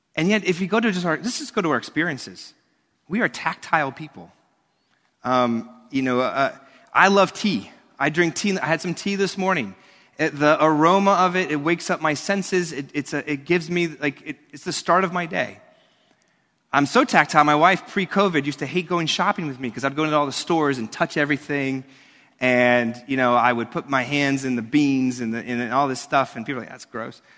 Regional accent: New York, United States; Growing up in New York and now a minister here

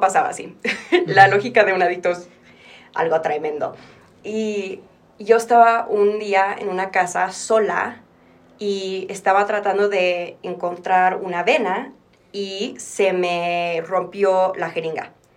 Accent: Texas, United States; moved away as an adult; also born or lived in Mexico City, Mexico; now in Mexico; yo nací en Ciudad de México y me fui a Texas a los ocho años. Y luego regresé a los 22, casi 23

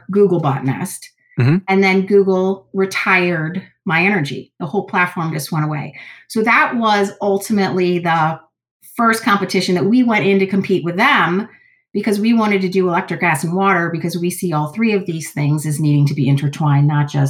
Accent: Cleveland, Ohio, United States; growing up in Cleveland or being in this area

